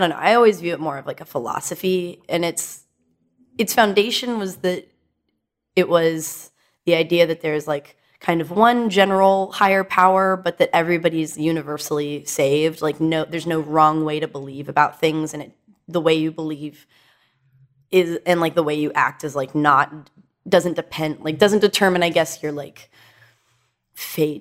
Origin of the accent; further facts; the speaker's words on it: Dallas, Texas, United States; I was raised in Dallas by two therapist parents